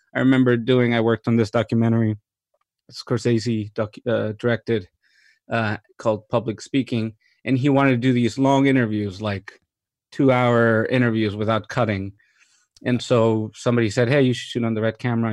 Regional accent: Mexico; moved away as an adult; also born or lived in New York / London; I was born and raised in Mexico

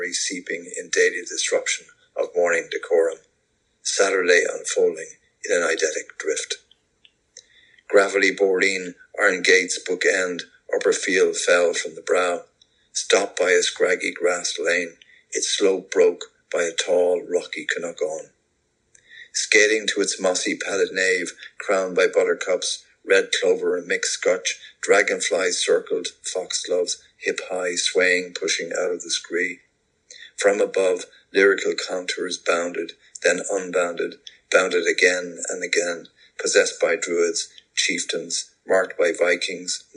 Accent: Dublin, Leinster, Ireland; moved away as an adult; also born or lived in Birmingham, United Kingdom / South Kilkenny, Ireland; now in Atlanta, United States; being a Dubliner, I grew up in Rialto, which is on the fringe of the Liberties

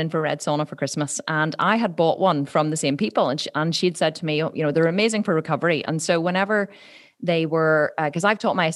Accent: Ireland; I'm Irish

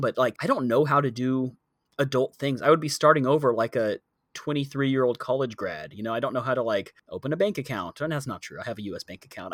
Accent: United States; moved away as an adult; now in Bangkok, Thailand; I'm not from Bangkok either. There will be a point in my life when I have lived here longer than I lived in the U S

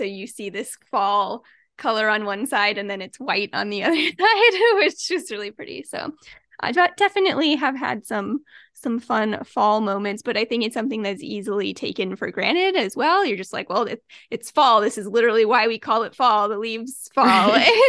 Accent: Midwest, United States; I grew up in the Midwest, so it's just something that you see

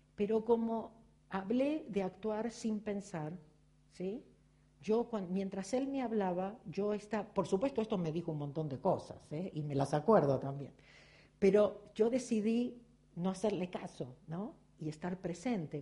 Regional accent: Argentina; sigo siendo argentina, judía, virgo y contable

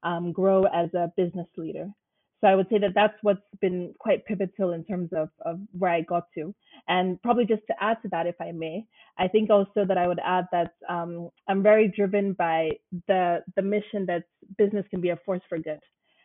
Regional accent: Nigeria; also born or lived in Dubai; now in London, United Kingdom; I am from Nigeria, proudly Nigerian, and have had the opportunity to live and work in numerous countries around the globe

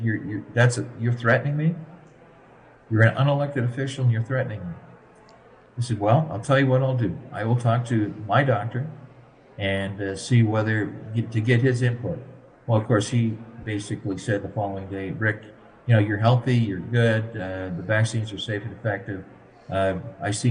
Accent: Chatham, Ontario, Canada; Chatham, which is my hometown

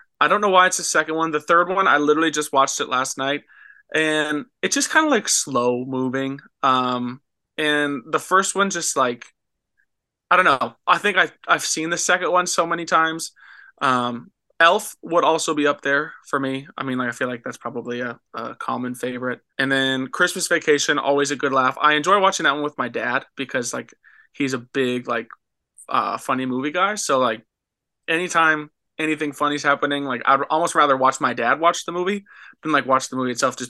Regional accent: Minnesota, United States; And then we always try to play like the church that I grew up in Minnesota. They really enjoy like when we come home and play at church.

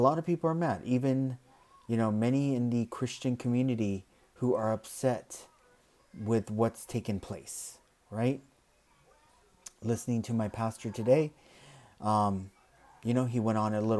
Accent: United States; being an American

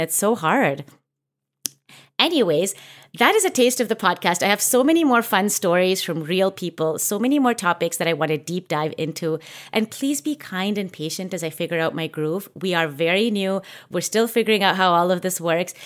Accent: Canada; I grew up in Canada where, you know, like, there wasn't even that many Indian people until we started to get a little bit older

